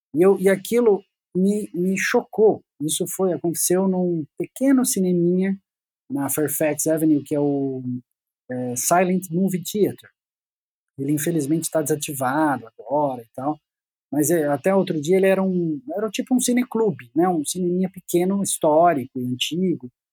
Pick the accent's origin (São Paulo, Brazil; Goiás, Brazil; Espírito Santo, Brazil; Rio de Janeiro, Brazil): São Paulo, Brazil; Piracicaba; moved away as an adult; now in São Paulo, Brazil; Eu fui para lá com oito anos de idade e voltei para São Paulo, eu sou de São Paulo